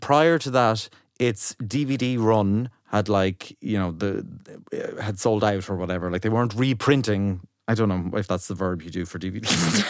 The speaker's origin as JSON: {"language": "English", "country": "Ireland", "said": "as an Irish person"}